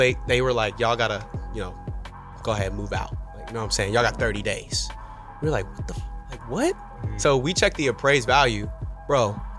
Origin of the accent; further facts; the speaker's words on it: Atlanta, Georgia, United States; moved away as an adult; now in Charlotte, United States; I'm a south boy, you know what I'm saying? I was born in Atlanta